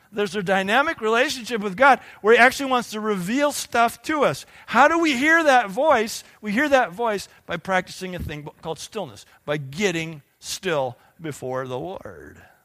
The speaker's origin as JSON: {"language": "English", "country": "United States", "said": "we, as productive American Christians"}